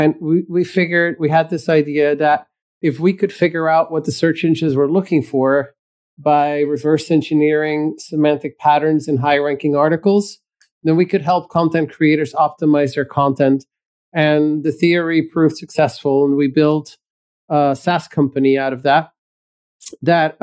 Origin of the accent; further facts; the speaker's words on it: Belgium; moved away as an adult; now in United States; I was born in Belgium in Europe, and I migrated to the United States